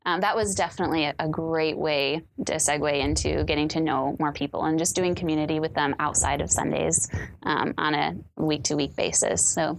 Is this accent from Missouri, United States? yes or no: yes; Springfield, Missouri, United States; also born or lived in Midwest; now in Roseville, United States; Springfield, Missouri is kind of my hometown. Yeah. So kind of lived all over the Midwest, but I claim it because I live the longest there.